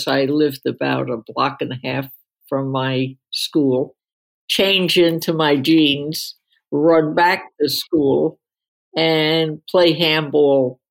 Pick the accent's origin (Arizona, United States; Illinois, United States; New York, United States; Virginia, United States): New York, United States; New York City; also born or lived in Queens, New York; I was born in Brooklyn.